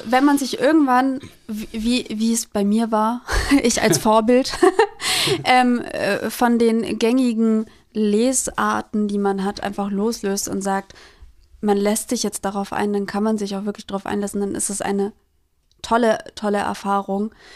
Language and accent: German; Germany; Ich bin in in Deutschland geboren